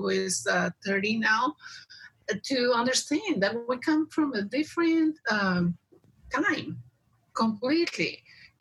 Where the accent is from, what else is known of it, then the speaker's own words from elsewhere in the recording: Mexico; moved away as an adult; I was 21 when I decided to leave Mexico for good. But I was 4 when I decided that I was not going to stay in my hometown.